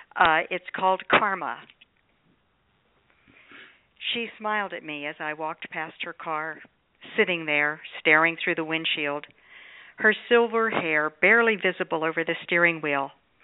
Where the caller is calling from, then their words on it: Sun City Center, Florida, United States; I'm calling from Sun City Center, Florida.